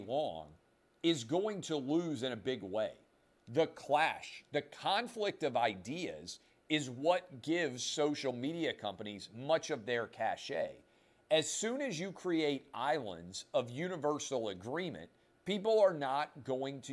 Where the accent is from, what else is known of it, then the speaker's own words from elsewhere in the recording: Nashville, Tennessee, United States; I grew up in Nashville